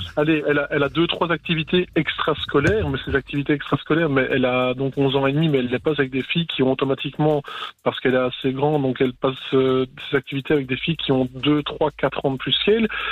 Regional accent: Charleroi region, Wallonia, Belgium; je viens de la région de Charleroi

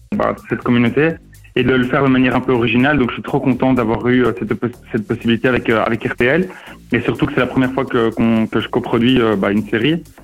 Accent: Mexico; moved away; mon pays d'origine, donc le Mexique

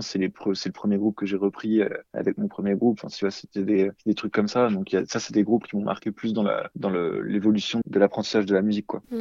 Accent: La Roche-sur-Yon, Pays de la Loire, France; le 21 mai à La Roche-sur-Yon, donc là où j'ai grandi

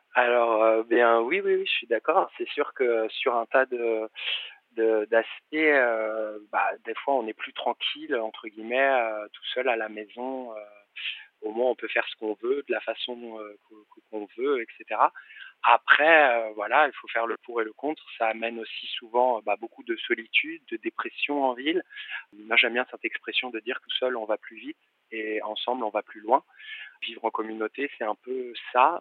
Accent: Paris, Île-de-France, France; j'ai grandi à Paris

